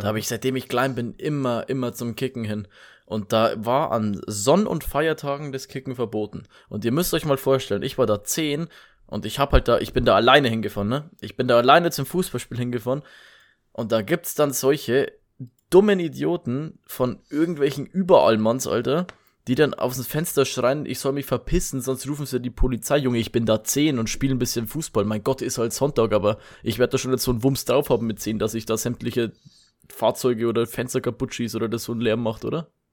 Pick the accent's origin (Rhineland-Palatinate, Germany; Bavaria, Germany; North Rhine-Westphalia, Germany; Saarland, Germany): Bavaria, Germany; bei uns in Bayern